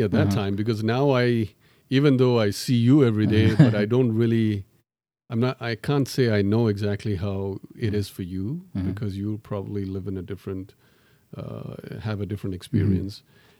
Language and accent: English; Tanzania; born there; So I was born in Tanzania, and I'm, people ask me whether I'm Tanzanian. No, I'm not.